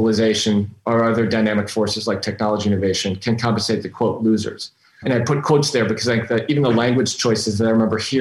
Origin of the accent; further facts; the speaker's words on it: Minnetonka, Minnesota, United States; also born or lived in Robbinsdale, Minnesota; I grew up in a little suburb of the Twin Cities called Minnetonka, Minnesota, born in a suburb called Robbinsdale